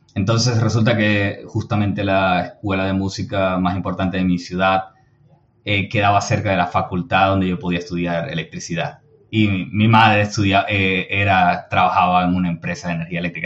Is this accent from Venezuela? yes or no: yes; Venezuela; soy de Venezuela